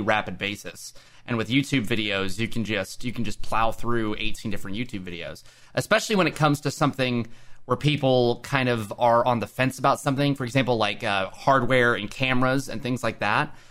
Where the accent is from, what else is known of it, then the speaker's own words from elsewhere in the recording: Oklahoma, United States; I live in Oklahoma